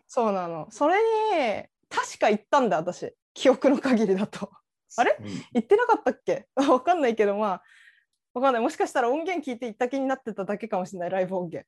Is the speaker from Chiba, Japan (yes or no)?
yes; Chiba, Japan; 私千葉っ子だったから